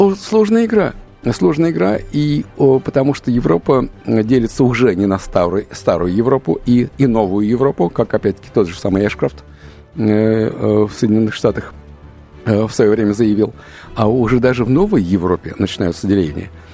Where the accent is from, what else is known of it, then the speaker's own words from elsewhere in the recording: Russia; у нас русских